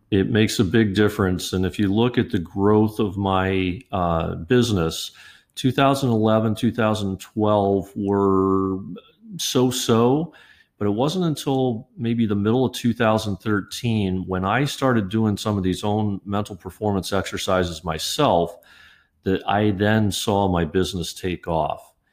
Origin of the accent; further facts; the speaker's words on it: Kettering, Ohio, United States; I grew up in Dayton, Ohio, uh, in a suburb called Kettering